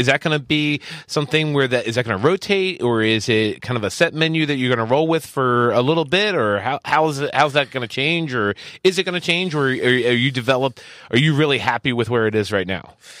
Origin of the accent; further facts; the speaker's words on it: East Coast, United States; now in Southern California, United States; both Joe and I come from the East Coast